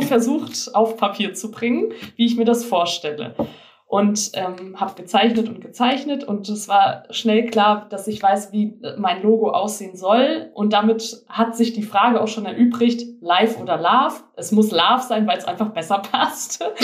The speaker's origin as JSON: {"language": "German", "area": "Frankfurt area", "region": "Hesse", "country": "Germany", "moved": "yes", "said": "Ich komme eigentlich aus dem Frankfurter Raum."}